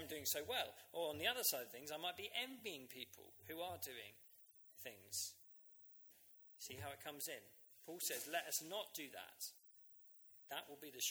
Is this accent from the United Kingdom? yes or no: yes; Uckfield, South East England, United Kingdom; My hometown, Uckfield